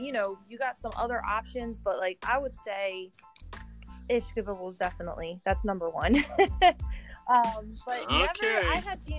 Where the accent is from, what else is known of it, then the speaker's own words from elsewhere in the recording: Delaware County, Pennsylvania, United States; also born or lived in Maryland; So I grew up in Delaware County, basically have been here most of my life. And then from, I would say, 2013 to about 2016, I lived in Maryland